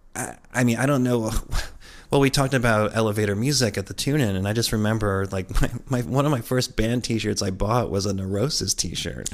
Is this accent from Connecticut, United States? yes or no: yes; Connecticut, United States; growing up where we grew up in Connecticut